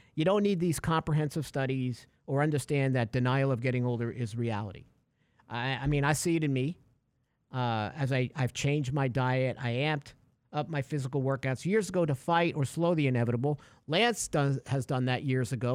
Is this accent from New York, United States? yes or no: yes; New York, United States; growing up in New York, uh, you know, uh, in the eighties